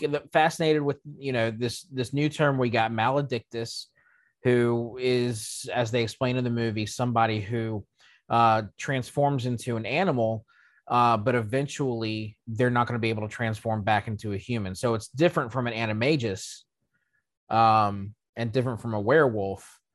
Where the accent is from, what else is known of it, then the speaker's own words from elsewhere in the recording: United States; being an American myself